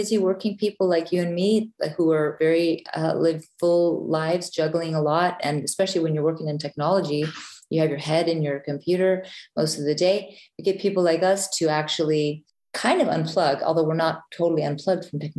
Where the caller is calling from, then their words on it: Reykjavik, Capital Region, Iceland; I'm calling in from Ocean Cluster in Reykjavik, Iceland.